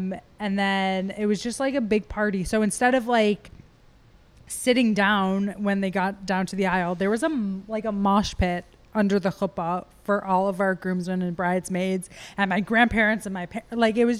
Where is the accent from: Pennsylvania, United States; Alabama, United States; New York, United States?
New York, United States; Buffalo; I'm from Buffalo.